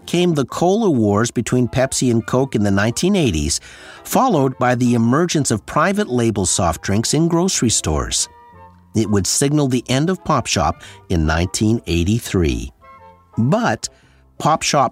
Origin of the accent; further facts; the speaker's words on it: Sudbury, Ontario, Canada; my hometown of Sudbury, Ontario